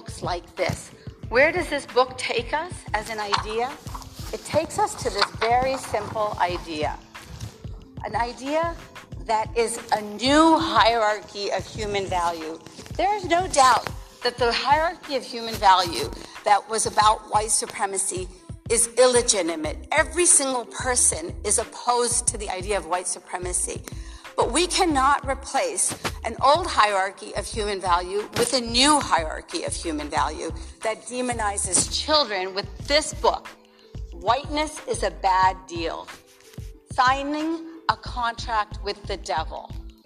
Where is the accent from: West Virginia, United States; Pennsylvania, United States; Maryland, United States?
West Virginia, United States; Morgantown; English is a second language; also born or lived in India / New Jersey; I came to the United States at the age of 4. I was an immigrant to the great state of New Jersey, and I grew up in Morgantown, West Virginia, a mostly white state